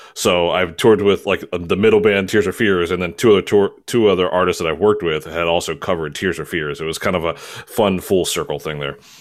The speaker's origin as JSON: {"language": "English", "town": "Baltimore", "region": "Maryland", "country": "United States", "said": "I'm originally from Maryland"}